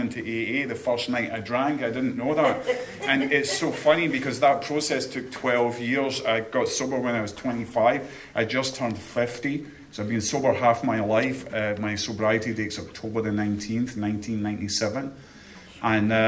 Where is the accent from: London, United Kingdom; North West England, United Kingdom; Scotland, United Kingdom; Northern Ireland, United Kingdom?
Scotland, United Kingdom; now in Chesapeake, United States; I'm from Scotland